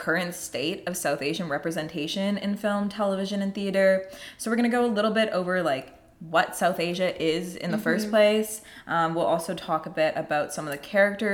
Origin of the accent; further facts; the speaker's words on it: Toronto, Ontario, Canada; moved away as an adult; now in Los Angeles, United States; I'm originally from Toronto, Canada, but my mom is from India